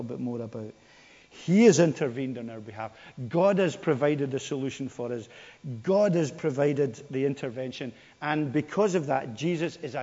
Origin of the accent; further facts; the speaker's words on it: Scotland, United Kingdom; moved away; they'll know I'm Scottish. And I can represent the Scottish people because of who I am. Because of where I've been born. And because of how I've been brought up.